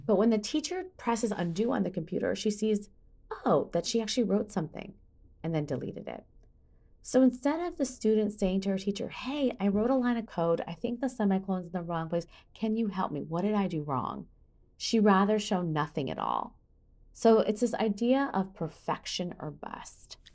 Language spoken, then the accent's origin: English; Midwest, United States; I grew up in America in the eighties